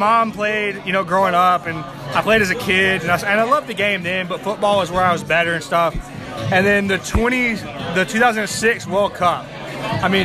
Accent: Memphis, Tennessee, United States; as a Memphian

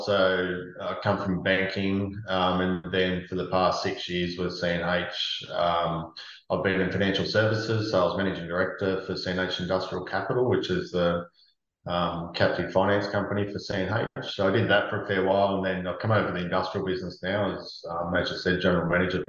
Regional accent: Temora, New South Wales, Australia; moved away; I grew up on a farm. I'm originally from Temora, so not too far away from yourself. The family's still all out there.

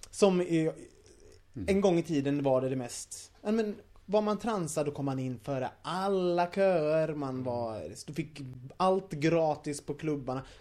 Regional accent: Gothenburg, Västra Götaland, Sweden; Jag är från Göteborg.

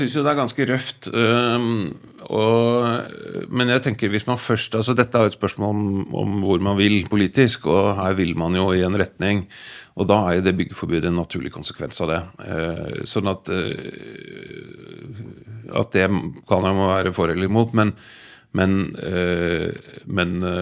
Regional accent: Bærum, Akershus, Norway; født og oppvokst i Bærum av foreldre som kommer fra Vestlandet.

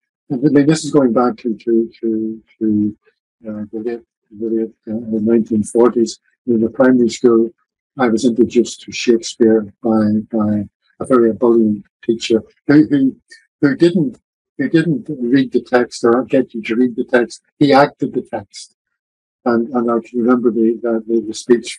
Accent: Larne, Northern Ireland, United Kingdom; My hometown is Larne, the gateway to the famous Glens of Antrim

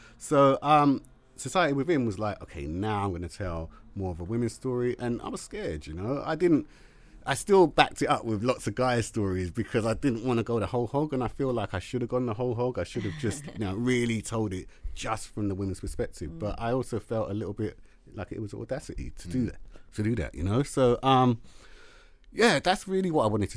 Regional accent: London, United Kingdom; growing up in London

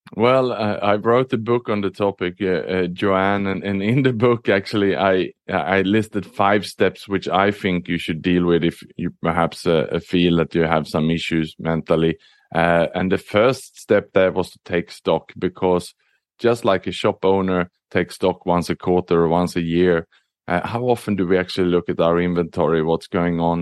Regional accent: Sweden; also born or lived in Southeast Asia; now in Singapore; I was born in Sweden, but I'm an expat. I lived and worked across the world

